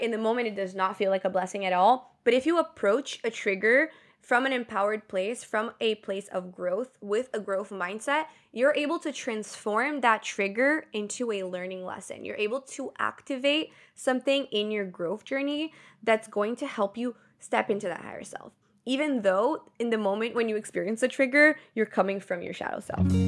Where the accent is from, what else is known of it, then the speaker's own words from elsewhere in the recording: Brazil; moved away; Because I grew up in Brazil, I speak Portuguese fluently, and then I also am fluent in English and in Spanish.